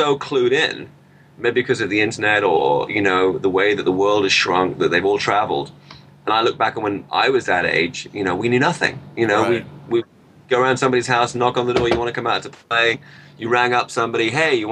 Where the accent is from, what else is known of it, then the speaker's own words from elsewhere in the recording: Peterborough, East of England, United Kingdom; When I was growing up in Peterborough